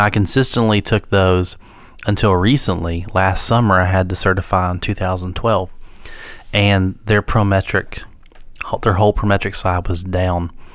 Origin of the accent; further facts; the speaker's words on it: Wayne County, West Virginia, United States; growing up in Wayne County